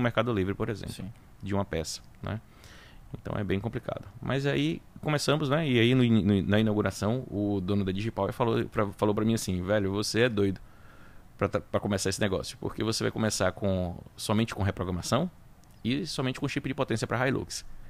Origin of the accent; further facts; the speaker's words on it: Salvador, Bahia, Brazil; also born or lived in Itabuna / Feira de Santana; acabei nascendo lá, mas fui criado aqui em Salvador